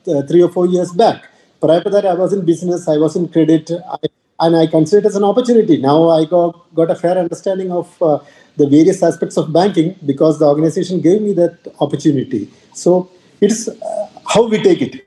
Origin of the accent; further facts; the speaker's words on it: Kerala, India; moved away as an adult; also born or lived in Delhi / Mumbai / Northeast India; I come from the South, specifically from Kerala